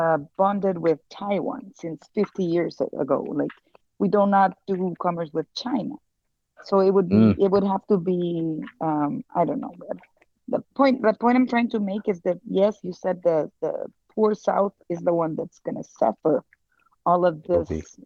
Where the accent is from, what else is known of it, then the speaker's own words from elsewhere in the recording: Honduras; I'm from Honduras.